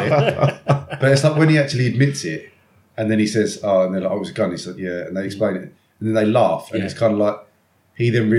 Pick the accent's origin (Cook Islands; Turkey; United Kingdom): United Kingdom; Chatham, South East England; growing up in Chatham was, especially in the 90s and 2000s